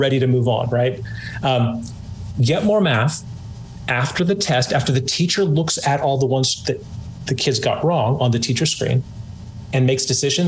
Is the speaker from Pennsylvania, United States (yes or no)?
no; California, United States; excuse the rad, I'm from California.